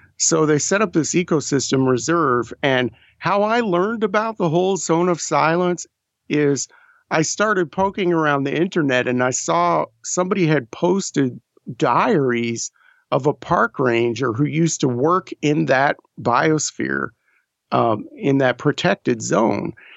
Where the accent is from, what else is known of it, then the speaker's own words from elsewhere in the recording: New Mexico, United States; also born or lived in New York; We moved out of New York when I was seven. So I grew up in New Mexico